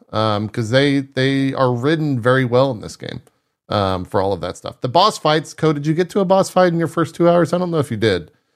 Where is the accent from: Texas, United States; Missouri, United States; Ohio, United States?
Texas, United States; South; growing up in South Texas